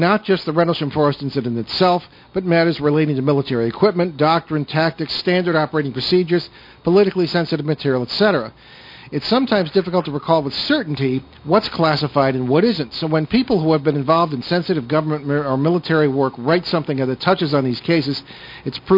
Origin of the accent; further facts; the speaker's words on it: East Hartford, Connecticut, United States; East Hartford, Connecticut, my hometown